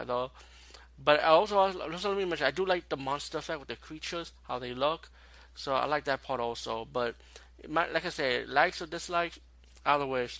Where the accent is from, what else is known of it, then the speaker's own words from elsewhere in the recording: New York City, New York, United States; as being a New Yorker